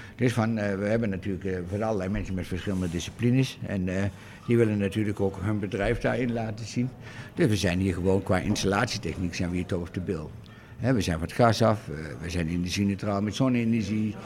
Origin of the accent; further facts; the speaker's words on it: Doetinchem, Gelderland, Netherlands; ik kwam wel van oorsprong uit Doetinchem